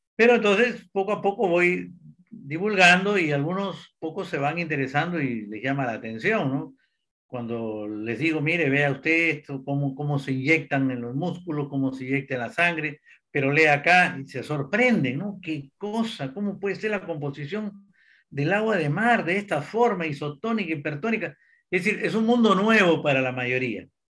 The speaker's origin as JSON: {"language": "Spanish", "country": "Peru", "tie": "born or raised there", "also_born_or_lived": "United States", "moved": "as an adult", "lives_now": "Brazil", "said": "soy peruano de nacimiento, me crié en mis primeros años también en Brasil y después Perú, viví en Estados Unidos"}